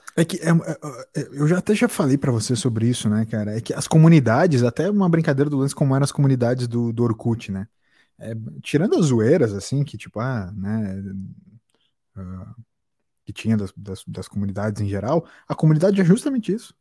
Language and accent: Portuguese; Brazil; acho muito a fuder ser brasileiro